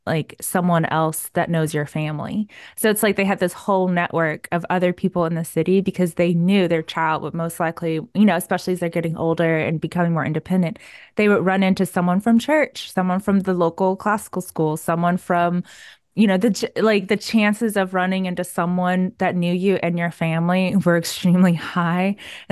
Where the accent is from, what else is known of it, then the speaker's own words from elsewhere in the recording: New York, United States; now in Waco, United States; I came from New York, so I'm just used to like more museums and, public transit